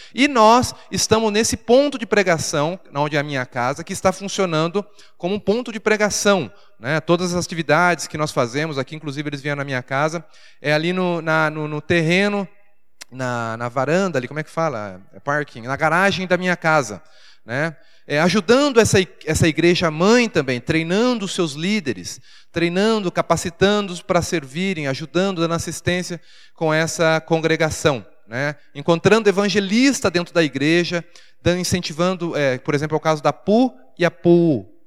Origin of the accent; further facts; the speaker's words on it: Brazil; moved away as an adult; now in Thailand; eu sou do Brasil